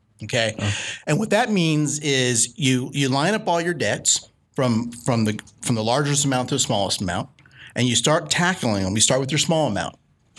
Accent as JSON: {"language": "English", "town": "New Orleans", "region": "Louisiana", "country": "United States", "said": "I'll just be real with you. I'm from New Orleans. So, New Orleans will always be chocolate."}